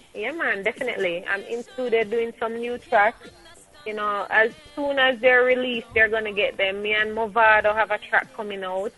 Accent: Jamaica; so I'm a Jamaican. I embrace my nationality.

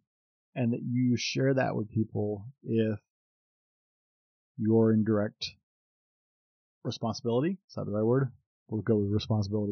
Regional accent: United States; I'm an American

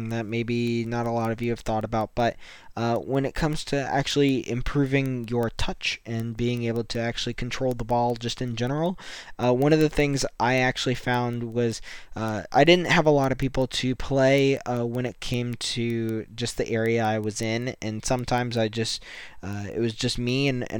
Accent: United States; I'm super happy being an American

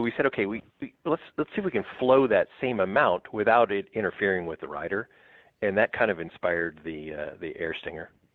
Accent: Southern California, United States; moved away as an adult; also born or lived in East Coast; now in Wisconsin, United States; but grew up in SoCal, and most of my career was in SoCal

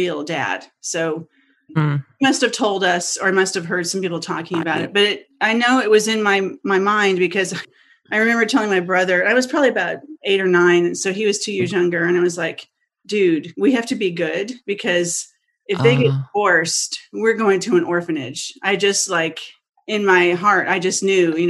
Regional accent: Los Angeles, California, United States; I'm from Los Angeles originally. I'm from the Valley. I was born in Encino, so I'm literally a Valley girl

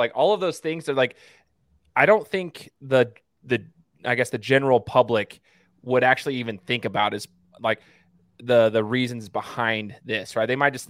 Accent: Boise, Idaho, United States; I'm from Boise, So, Matt, I went to Boise State. I'm a Boise State alum, but I love Boise State, but I'm also a huge Buckeye fan. So

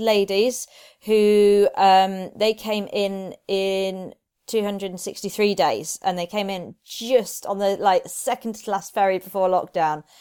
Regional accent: Reading, South East England, United Kingdom; moved away as an adult; also born or lived in Edinburgh / Dover / Nottingham; now in Derby, United Kingdom; I grew up in Reading.

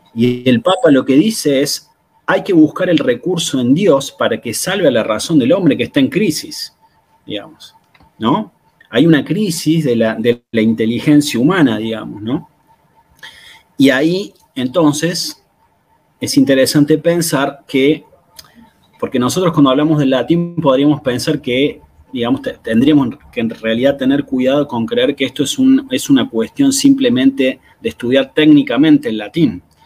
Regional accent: Argentina; yo soy, bueno, argentino

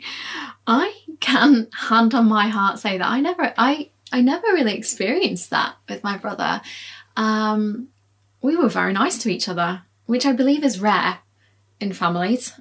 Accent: Leeds, Yorkshire and the Humber, United Kingdom; I was born in Leeds

